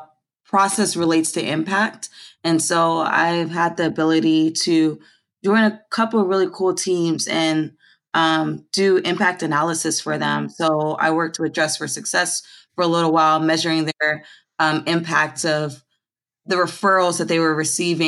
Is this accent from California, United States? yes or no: yes; Los Angeles, California, United States; moved away as an adult; also born or lived in Philadelphia, Pennsylvania; I was born here actually in South Central Los Angeles.